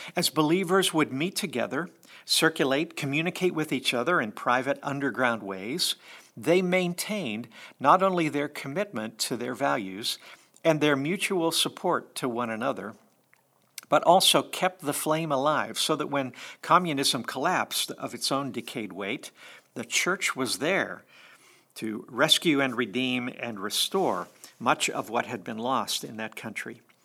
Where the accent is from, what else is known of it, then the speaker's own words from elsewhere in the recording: United States; we American Christians